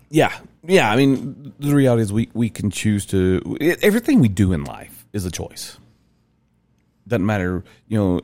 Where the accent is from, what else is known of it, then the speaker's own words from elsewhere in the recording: Rome, Georgia, United States; where I grew in Rome, Georgia